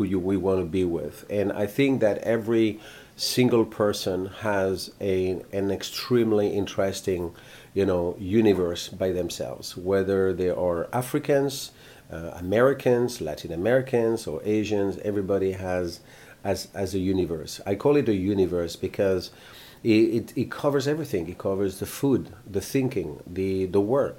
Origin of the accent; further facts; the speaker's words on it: Bordeaux, Nouvelle-Aquitaine, France; I was born in France, in a place called Bordeaux